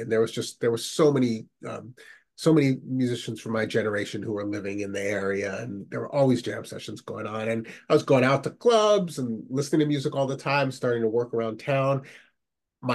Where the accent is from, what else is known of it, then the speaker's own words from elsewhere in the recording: Massachusetts, United States; I had met from when I was from the Boston area.